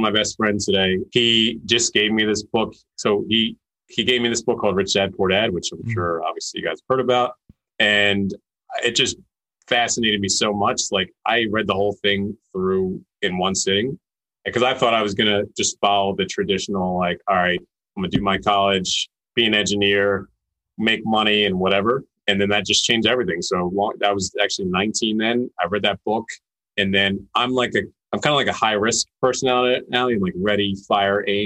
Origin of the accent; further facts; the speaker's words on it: Philadelphia, Pennsylvania, United States; I'm from Philly and that's where I'm at. And pretty much grew up in the suburbs here